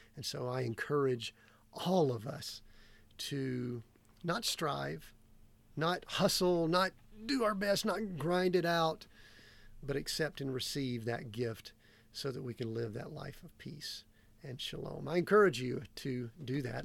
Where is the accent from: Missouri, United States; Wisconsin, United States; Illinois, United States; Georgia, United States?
Georgia, United States; moved away as an adult; Growing up in Georgia